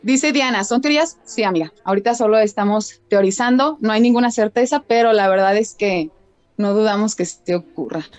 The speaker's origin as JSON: {"language": "Spanish", "country": "Mexico", "said": "Yo también soy mexicana"}